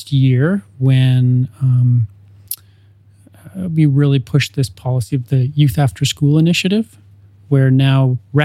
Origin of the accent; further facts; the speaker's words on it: Ontario, Canada; now in Edmonton, Canada; growing up in Ontario